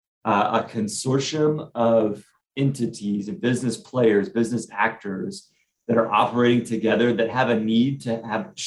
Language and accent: English; Austin, Texas, United States; I grew up in Austin